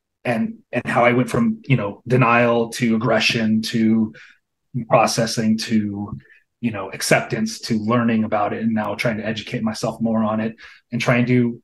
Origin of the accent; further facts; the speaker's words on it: Los Angeles, California, United States; also born or lived in Pasadena / West Hollywood / North Hollywood / Anaheim; Born and raised Los Angeles.